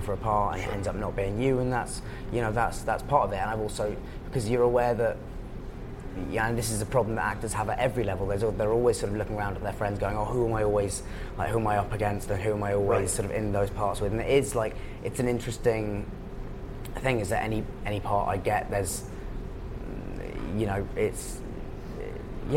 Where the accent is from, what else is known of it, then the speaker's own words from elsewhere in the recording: England, United Kingdom; accent: English; now in New York, United States; my English accent